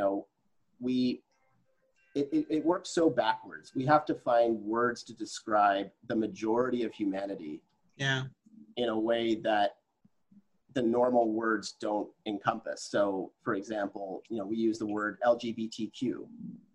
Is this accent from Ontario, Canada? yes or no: no; Regina, Saskatchewan, Canada; I grew up in Regina, Saskatchewan, which is a predominantly white community.